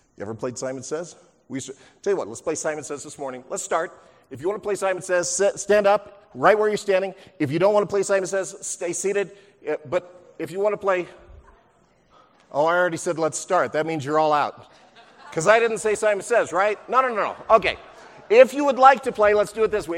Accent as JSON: {"language": "English", "area": "near Huntington Beach", "region": "California", "country": "United States", "tie": "born or raised there", "said": "growing up near Huntington Beach"}